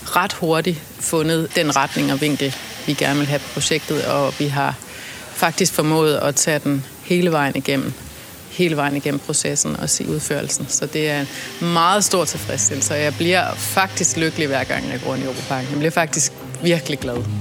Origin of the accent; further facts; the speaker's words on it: South Funen, Southern Denmark, Denmark; now in Copenhagen, Denmark; Jeg voksede op på Sydfyn, langt ude i skoven